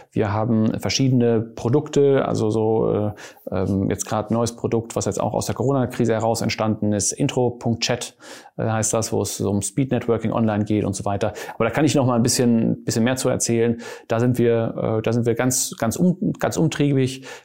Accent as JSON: {"language": "German", "country": "Germany", "tie": "born or raised there", "lives_now": "Cologne, Germany", "said": "ich bin Niederländer und Schweizer. Ich bin in äh, Deutschland aufgewachsen, äh, habe in Mannheim studiert."}